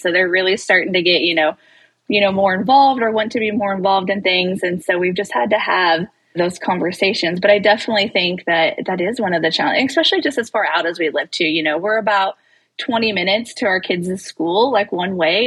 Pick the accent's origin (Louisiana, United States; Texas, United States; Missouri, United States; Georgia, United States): Missouri, United States; Maysville; we live in Northwest Missouri. We're from Maysville, Missouri